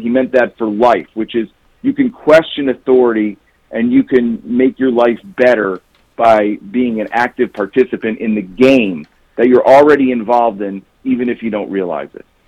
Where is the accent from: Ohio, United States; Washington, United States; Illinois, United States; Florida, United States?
Illinois, United States; Chicago; I'm from Chicago, so sort of the high school basketball scene in Chicago in the in the 70s and 80s, where I was growing up, have, was amazing